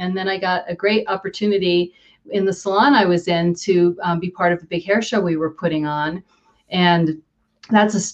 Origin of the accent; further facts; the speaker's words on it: Hopewell, New Jersey, United States; also born or lived in New York; now in Denver, United States; I grew up in a small town in central New Jersey called Hopewell